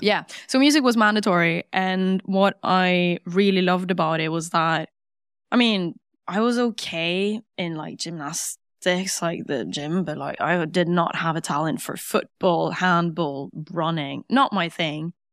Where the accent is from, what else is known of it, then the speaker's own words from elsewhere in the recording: Norway; English is a second language; Grew up in Norway